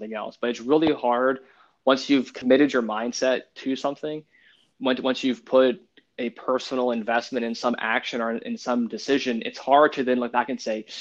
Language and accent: English; Louisiana, United States; I'm from Louisiana, we prefer to say, you know, redneck speak